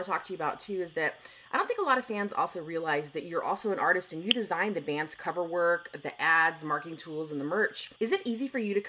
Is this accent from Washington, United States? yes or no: yes; Seattle, Washington, United States; I'm from Seattle, so, you know, I grew up on Starbucks, but I travel the world